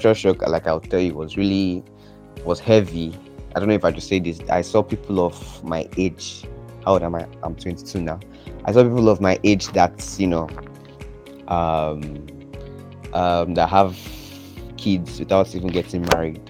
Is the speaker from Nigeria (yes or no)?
yes; Nigeria; first language English; moved away as an adult; English is my first language. Besides, Nigeria was a British colony.